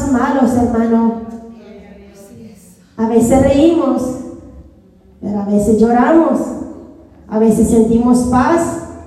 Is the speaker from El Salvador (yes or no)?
yes; El Salvador; como soy de mi país, mi nación, El Salvador